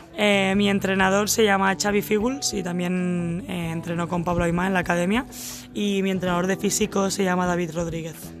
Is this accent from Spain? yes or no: yes; Castellar del Vallès, Catalonia, Spain; also born or lived in Sabadell / Oklahoma, United States; mi, mi, pueblo se llama Castellar del Vallés.